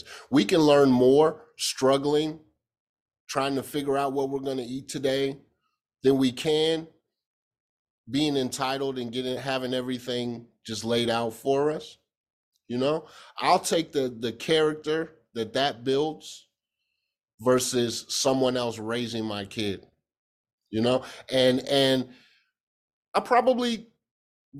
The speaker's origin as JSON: {"language": "English", "region": "Kansas", "country": "United States", "said": "I'm from Kansas"}